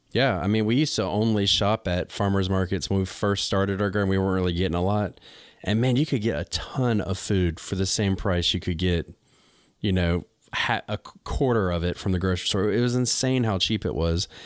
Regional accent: North Carolina, United States; moved away as an adult; also born or lived in New England; I'm from North Carolina, but I lived in New England for ten years

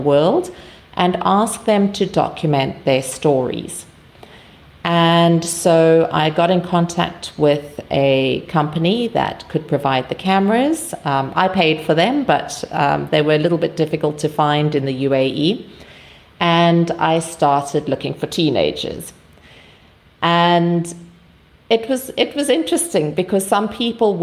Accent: South Africa; I'm from South Africa

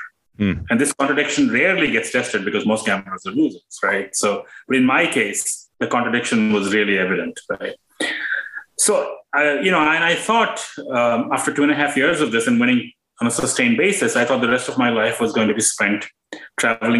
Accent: India; moved away as an adult; now in United States; I grew up in India, and I came to the U.S. for graduate school.

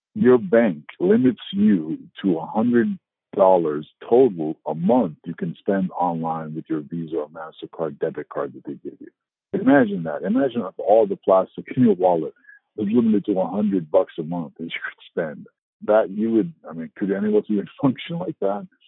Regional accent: United States; moved away as an adult; now in Northern Europe; I'm American

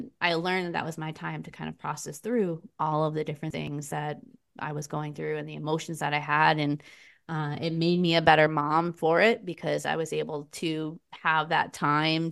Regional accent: Vermont, United States; also born or lived in Lowell, Massachusetts; I grew up in Lowell, Massachusetts, was where I'm originally from. My parents moved us to Vermont when I was about 6 or 7

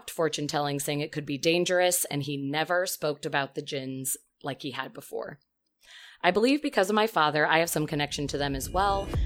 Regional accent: Turkey; I am 24 years old and I am a student. I am from Turkey

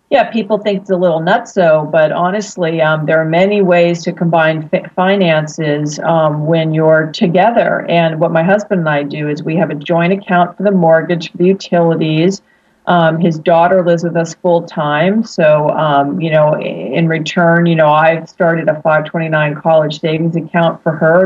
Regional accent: Pittsburgh, Pennsylvania, United States; also born or lived in Philadelphia, Pennsylvania; now in San Diego, United States; I'm from Pittsburgh, Pennsylvania, originally

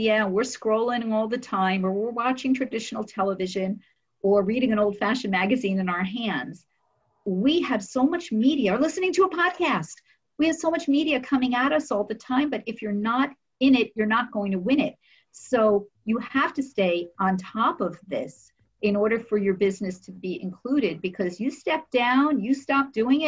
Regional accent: New Jersey, United States; I'm from New Jersey

